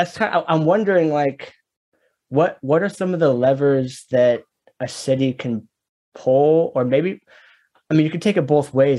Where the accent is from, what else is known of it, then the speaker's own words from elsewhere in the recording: Portland, United States; because I'm from Portland